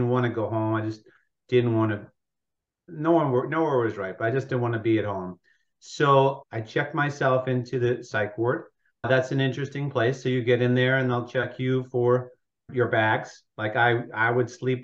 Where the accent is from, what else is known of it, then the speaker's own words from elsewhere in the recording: Long Island, New York, United States; also born or lived in Brooklyn, New York; I was born in Brooklyn. I grew up in Long Island, New York